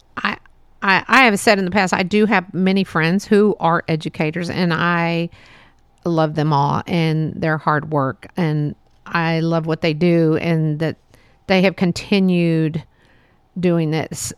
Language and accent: English; Texas, United States; it was fun growing up here in Texas.